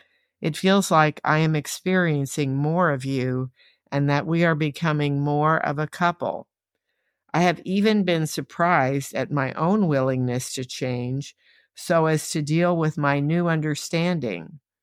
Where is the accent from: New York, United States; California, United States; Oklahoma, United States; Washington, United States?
Oklahoma, United States; also born or lived in San Antonio, United States / New Jersey, United States; I was born in San Antonio, and of course the river runs through the city, although it's not exactly blue. The pecans in the second verse grew in our backyard in Oklahoma, and it seemed like a very dusty place.